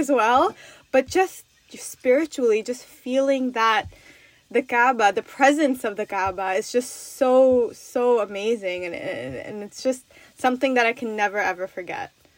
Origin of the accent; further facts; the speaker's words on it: New York, United States; I'm from New York